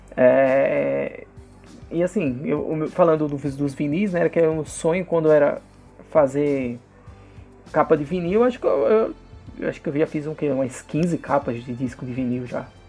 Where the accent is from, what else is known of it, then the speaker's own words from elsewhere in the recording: agreste of Alagoas, Brazil; de onde eu vim, né, cara, uma cidade de 70 mil habitantes do agreste de Alagoas